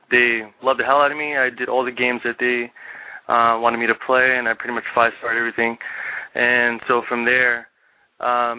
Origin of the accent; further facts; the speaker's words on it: New York, United States; I'm from New York